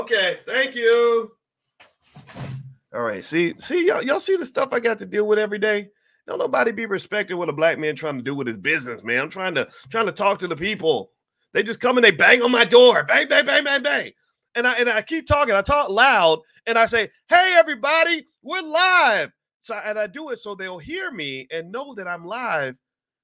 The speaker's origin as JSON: {"language": "English", "region": "Kentucky", "country": "United States", "tie": "born or raised there", "said": "Kentucky's my home state"}